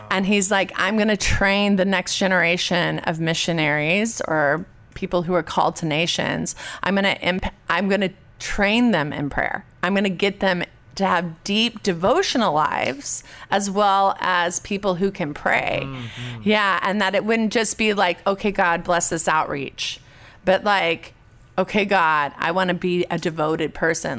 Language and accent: English; Orange, California, United States; I grew up public school in Orange, California